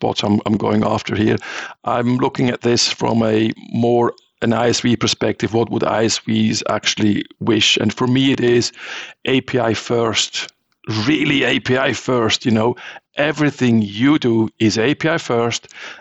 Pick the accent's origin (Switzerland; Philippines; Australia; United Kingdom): Switzerland; I'm from Switzerland